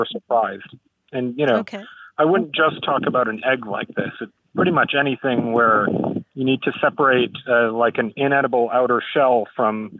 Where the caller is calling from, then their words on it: Vancouver, British Columbia, Canada; I'm calling from Vancouver, British Columbia